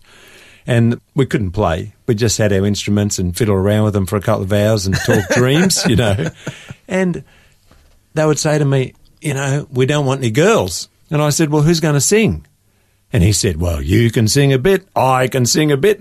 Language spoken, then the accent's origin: English; Gippsland, Victoria, Australia; we're both country kids from Gippsland.